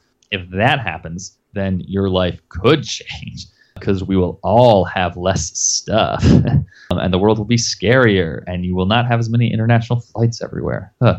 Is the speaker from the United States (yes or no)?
yes; Florida, United States; moved away; also born or lived in China; I'm from Florida originally